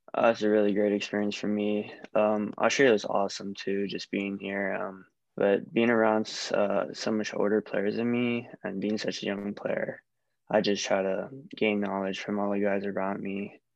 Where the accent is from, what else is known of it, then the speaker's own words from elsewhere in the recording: Hawaii, United States; I'm just from Hawaii.